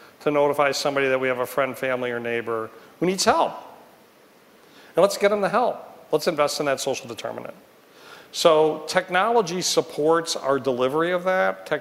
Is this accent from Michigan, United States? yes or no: yes; Detroit, Michigan, United States; in Detroit, my hometown